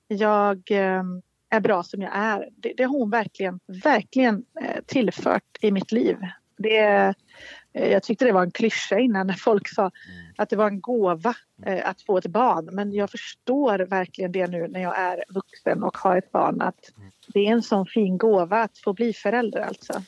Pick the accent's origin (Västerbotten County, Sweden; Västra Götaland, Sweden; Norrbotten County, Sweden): Västra Götaland, Sweden; Borås; also born or lived in Viskafors; jag är från Borås, jag pratar inte göteborgska.